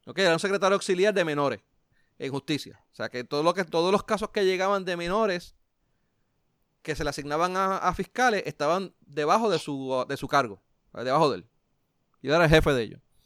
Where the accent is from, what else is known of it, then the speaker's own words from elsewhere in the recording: Puerto Rico; a pesar de que soy latino, pues, eh, vamos, blanco dentro de Puerto Rico, pues soy considerado blanco, pues, si vamos a Estados Unidos, soy marrón